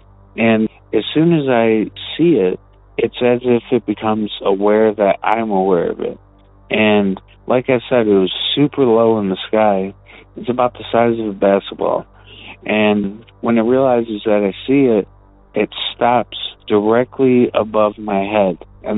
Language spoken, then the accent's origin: English; Detroit, Michigan, United States; I'm from Detroit, but the story that I'm about to tell you actually took place in Ferndale, Michigan.